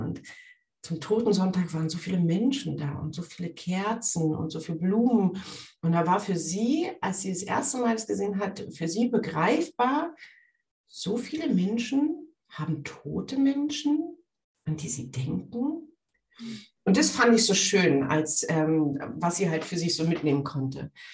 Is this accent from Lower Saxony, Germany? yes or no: no; Brandenburg an der Havel, Brandenburg, Germany; ich komme aus Brandenburg an der Havel, äh, da, die Stadt heißt genauso wie das Bundesland.